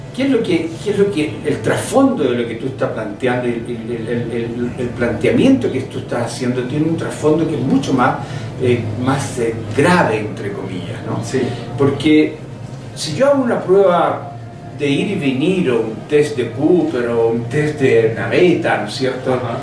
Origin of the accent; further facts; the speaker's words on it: Chile; Yo vengo de Chile